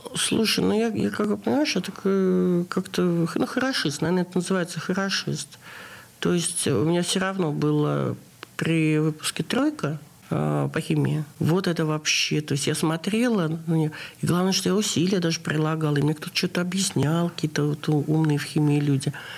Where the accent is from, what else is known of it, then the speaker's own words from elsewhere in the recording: Saint Petersburg, Russia; Я родилась в Ленинграде